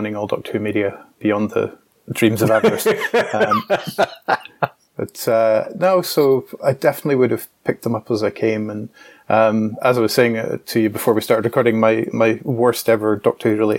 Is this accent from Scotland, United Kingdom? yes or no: yes; Scotland, United Kingdom; also born or lived in Glasgow; as a Scottish person